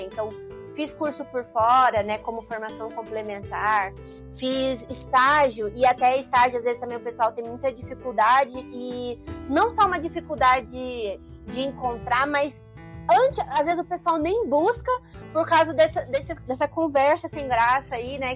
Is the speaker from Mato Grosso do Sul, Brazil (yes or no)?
yes; Campo Grande, Mato Grosso do Sul, Brazil; also born or lived in Aquidauana; da capital, que é de onde eu sou é, Campo Grande